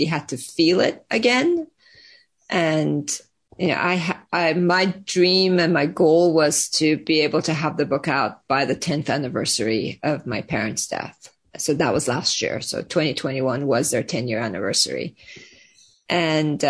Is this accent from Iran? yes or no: yes; Iran; now in United States; I was born and raised in Iran and then moved to the US